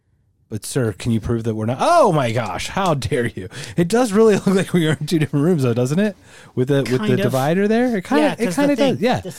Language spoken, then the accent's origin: English; Czechia; I hate being so sexy, but I am from Czech Republic.